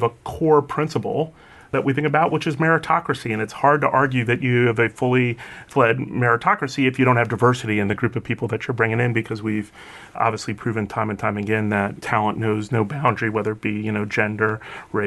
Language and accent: English; Chicago, Illinois, United States; I was born in Chicago